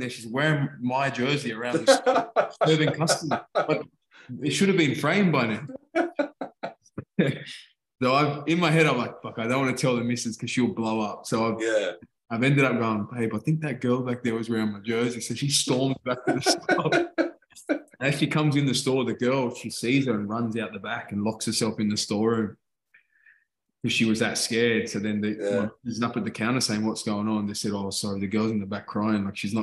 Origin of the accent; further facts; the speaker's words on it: Australia; moved away as an adult; now in England; I'm Australian